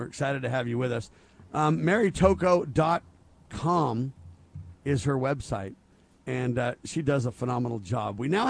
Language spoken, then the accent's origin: English; California, United States; moved away; I grew up in California. It was a great place growing up there years ago